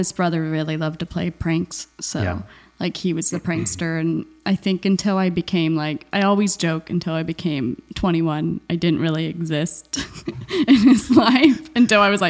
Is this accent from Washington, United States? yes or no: yes; Everett, Washington, United States; moved away as an adult; also born or lived in Indiana / Chicago; now in Los Angeles, United States; I grew up in Everett, Washington.